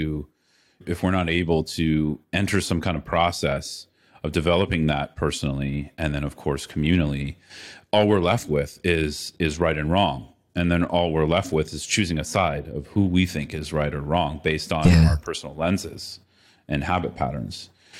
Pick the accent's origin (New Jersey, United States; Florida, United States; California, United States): California, United States; now in Latin America; I grew up in the Bay Area, San Francisco Bay Area, you know, in a fairly privileged upbringing.